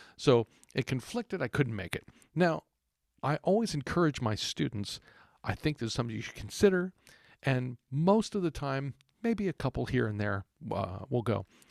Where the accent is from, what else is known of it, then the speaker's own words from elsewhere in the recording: Texas, United States; growing up in Texas